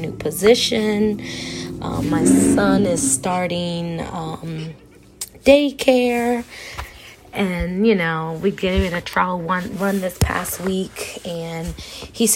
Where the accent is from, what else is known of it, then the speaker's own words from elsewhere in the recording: Gaithersburg, Maryland, United States; moved away as an adult; now in West Virginia, United States; I am from Gaithersburg, Maryland